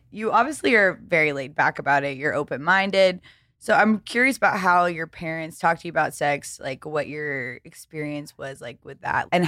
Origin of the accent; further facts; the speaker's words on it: the South, United States; I grew up in the South too.